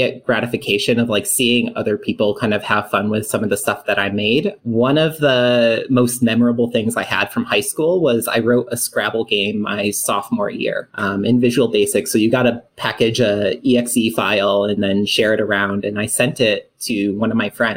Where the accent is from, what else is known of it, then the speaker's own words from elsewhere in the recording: Syracuse, New York, United States; moved away as an adult; now in Austin, United States; I'm from Syracuse, New York. Small little, I guess like Syracuse itself isn't that big. But I'm more outside the city